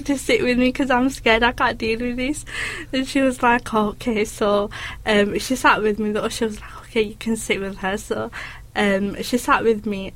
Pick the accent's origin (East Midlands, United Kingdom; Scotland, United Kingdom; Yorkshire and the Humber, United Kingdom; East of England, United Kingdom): Yorkshire and the Humber, United Kingdom; Bradford; being from Bradford